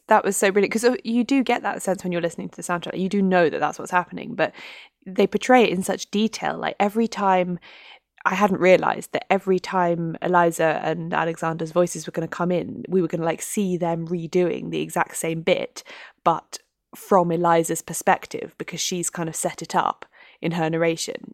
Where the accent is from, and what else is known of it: United Kingdom